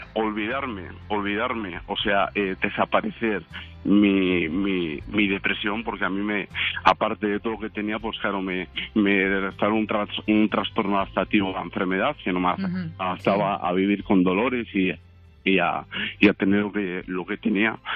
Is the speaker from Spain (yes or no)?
yes; León, Castile and León, Spain; yo soy de León